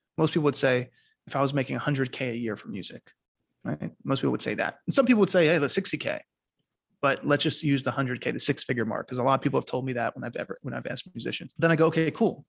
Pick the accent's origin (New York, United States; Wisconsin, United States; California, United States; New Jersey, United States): New York, United States; now in Costa Rica; I was raised in New York